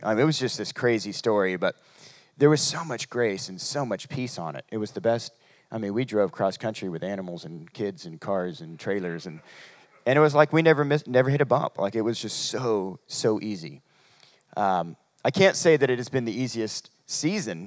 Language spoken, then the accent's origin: English; Humboldt County, California, United States; moved away; we're from, uh, Humboldt County. It's near Reading, about three hours away